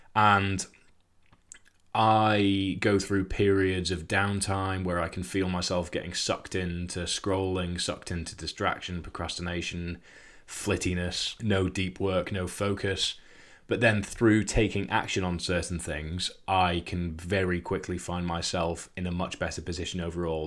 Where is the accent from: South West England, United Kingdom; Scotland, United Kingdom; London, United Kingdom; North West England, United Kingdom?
Scotland, United Kingdom; I grew up in Scotland